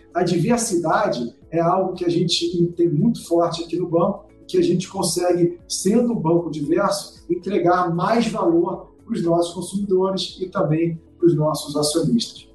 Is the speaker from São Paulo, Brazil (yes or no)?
no; Rio de Janeiro, Brazil; accent: carioca; eu sou carioca, né? Como o sotaque deve dar para perceber